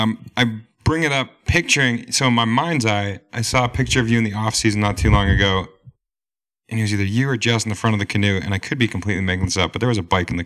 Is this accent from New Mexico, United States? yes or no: no; Vermont, United States; I'm teaming up with three Canadian outdoorsmen, as I am an outdoorsman from Vermont.